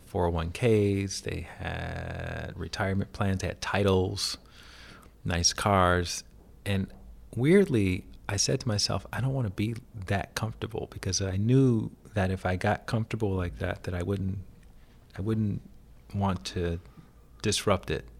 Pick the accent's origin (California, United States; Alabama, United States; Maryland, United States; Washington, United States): Alabama, United States; moved away; I grew up in Alabama